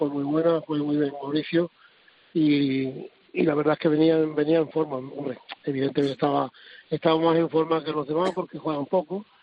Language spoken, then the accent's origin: Spanish; Spain; somos todos los españoles, somos amigos.